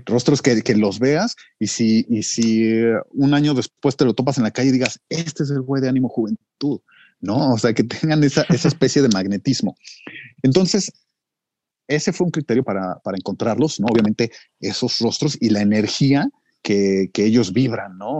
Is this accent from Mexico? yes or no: yes; Mexico; el mestizaje de los mexicanos, ¿no? Esta combinación que ya no, no somos indios, no somos españoles, somos una mezcla